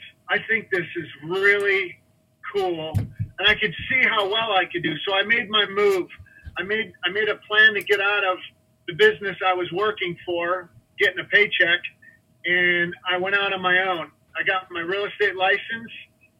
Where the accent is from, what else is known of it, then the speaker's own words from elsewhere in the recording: Illinois, United States; now in Arizona, United States; My dad, our family has been in construction. We're from Illinois. We've been in construction our whole lives. My dad was a builder back there. He got tired of the winters and decided to move to Arizona.